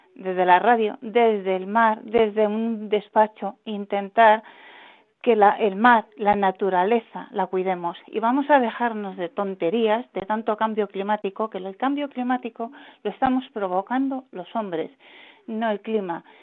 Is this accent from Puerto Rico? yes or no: no; Madrid, Community of Madrid, Spain; also born or lived in Málaga; Yo soy de Madrid, pero la mitad soy malagueña de mi sangre